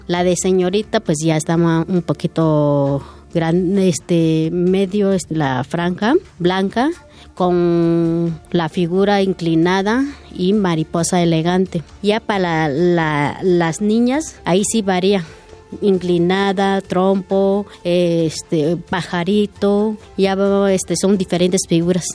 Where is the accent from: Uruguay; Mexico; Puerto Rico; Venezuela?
Mexico; San Juan Copala, Oaxaca; somos de Copala